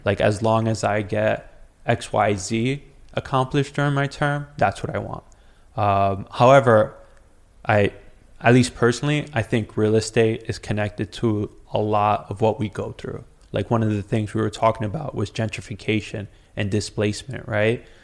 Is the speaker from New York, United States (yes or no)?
yes; New York City, New York, United States; I grew up on Rivington and Forsyth